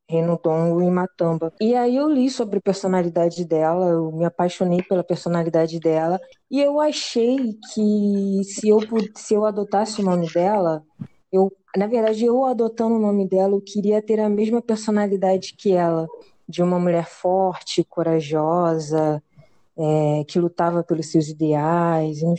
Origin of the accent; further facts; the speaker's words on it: Rio de Janeiro, Brazil; sou rapper, sou aqui de Campo Grande, Zona Oeste, é isso, eu acho.